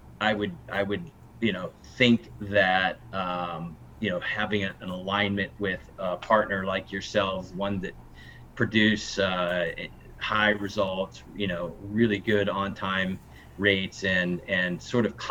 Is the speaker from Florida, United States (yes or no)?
no; Ohio, United States; now in Oregon, United States; when you're born and raised in Ohio